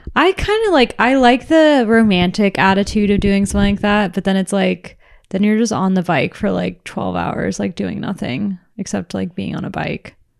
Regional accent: Orange County, California, United States; also born or lived in San Francisco; I grew up in Orange County

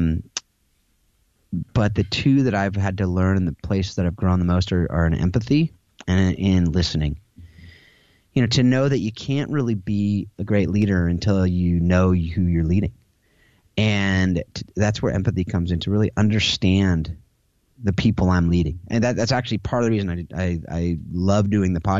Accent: United States; I'm an American, and that's my background

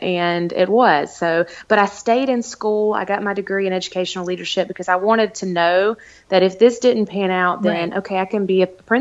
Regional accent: the South, United States; I'm from the South

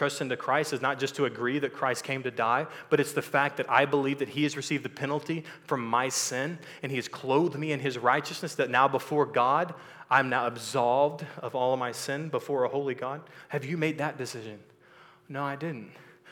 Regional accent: Texas, United States; I was born and raised in Texas, so I lived in this culture.

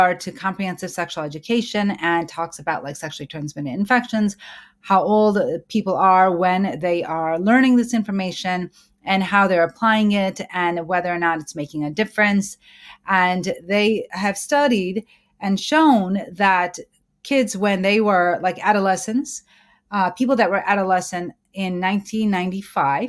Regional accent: Pakistan; both you and I come from Pakistan

